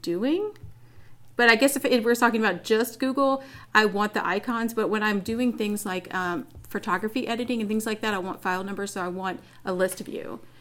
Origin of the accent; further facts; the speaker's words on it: Louisiana, United States; I am from Louisiana. And people think I might have had, like, alligators in my backyard, but I didn't.